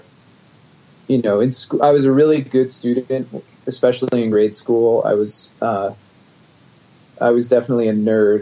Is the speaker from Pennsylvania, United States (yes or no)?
yes; West Chester, Pennsylvania, United States; I grew up in the suburbs of Philadelphia in Westchester, Pennsylvania.